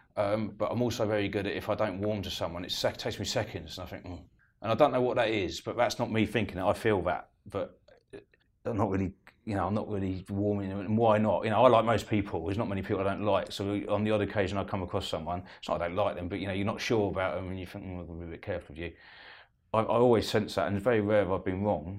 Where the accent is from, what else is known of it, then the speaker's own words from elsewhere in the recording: Eastbourne, South East England, United Kingdom; I'm from Eastbourne